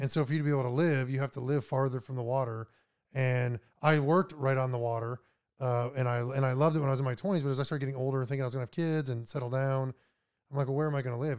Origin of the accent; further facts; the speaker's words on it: Minot, North Dakota, United States; moved away as an adult; also born or lived in Florida; I was born in Minot, North Dakota, about an hour south of Canada